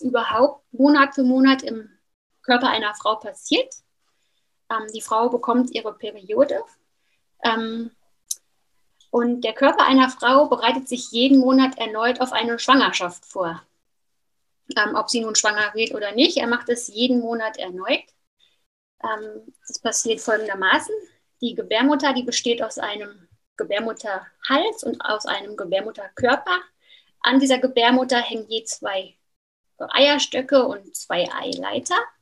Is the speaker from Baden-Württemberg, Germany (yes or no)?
no; near Frankfurt, Hesse, Germany; moved away as an adult; now in Switzerland; Aufgewachsen bin ich in Deutschland, in der Nähe von Frankfurt